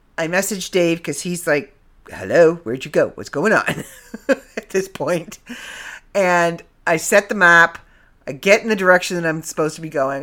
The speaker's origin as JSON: {"language": "English", "country": "Canada", "accent": "Canadian", "said": "I'm back in the land of Canada, so you're gonna get my Canadian accent back"}